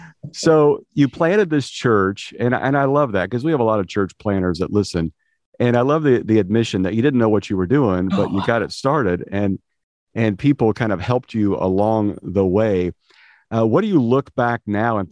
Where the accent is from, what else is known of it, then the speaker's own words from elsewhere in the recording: Midwest, United States; I grew up in the Midwest